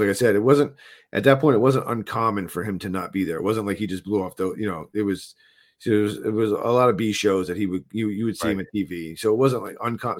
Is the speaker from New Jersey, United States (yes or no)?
yes; New Jersey, United States; I'm from New Jersey